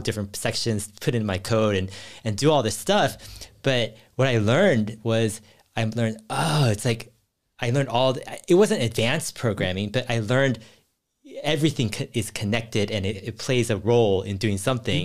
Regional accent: Cupertino, California, United States; I grew up in Silicon Valley and near Cupertino.

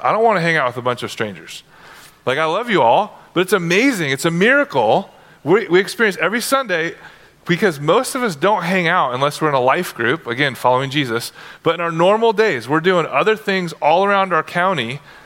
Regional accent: United States; you grew up as an American

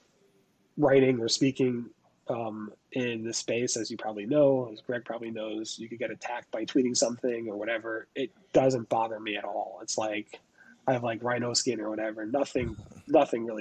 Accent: New York, United States; I'm from New York

